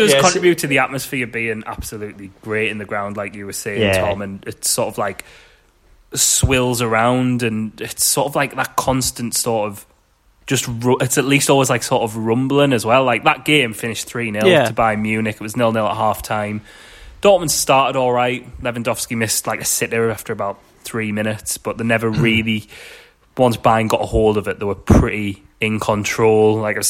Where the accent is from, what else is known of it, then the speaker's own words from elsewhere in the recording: United Kingdom; It's such a, as a British football fan, it's such an alien thing to see